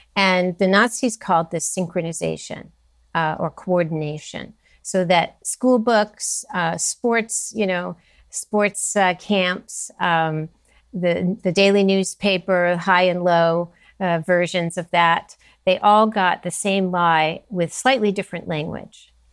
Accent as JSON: {"language": "English", "town": "Los Angeles", "region": "California", "country": "United States", "tie": "born or raised there", "said": "I grew up in California, Southern California"}